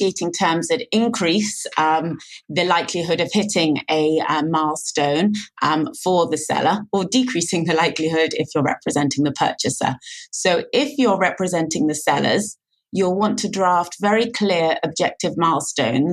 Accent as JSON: {"language": "English", "region": "London", "country": "United Kingdom", "moved": "yes", "lives_now": "Tel Aviv, Israel", "said": "I'm originally from London, but I now live in Tel Aviv, Israel"}